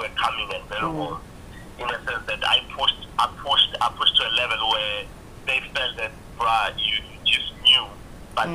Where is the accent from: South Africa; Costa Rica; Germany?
South Africa; Mkondo, Mpumalanga; also born or lived in KwaZulu-Natal / Katlehong, Gauteng; I was born in KZN, in the northern side of KZN, and I grew up there partly in Mpumalanga, Mkondo, and partly in the East Rand, Ekatlehong. So I'm a son of the soil and a traveler by nature.